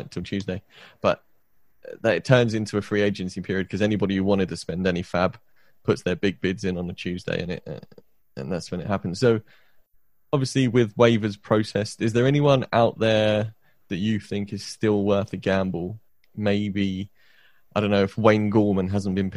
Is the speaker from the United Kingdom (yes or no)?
yes; United Kingdom; being a British NFL fan